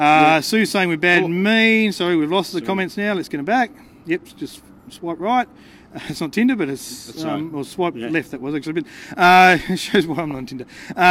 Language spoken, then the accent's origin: English; Melbourne, Victoria, Australia; now in Canberra, Australia; I grew up in Melbourne